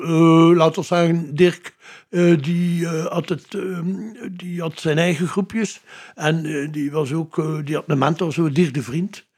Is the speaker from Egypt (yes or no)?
no; Ghent, Flanders, Belgium; Gent, eigenlijk Mario Kerken gewoond. Met de ouders, maar ben geboren in Gent.